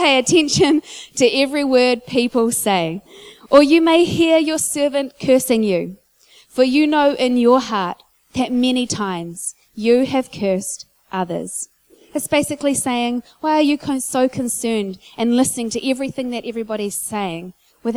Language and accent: English; Whanganui, Manawatū-Whanganui, New Zealand; I grew up in church in Whanganui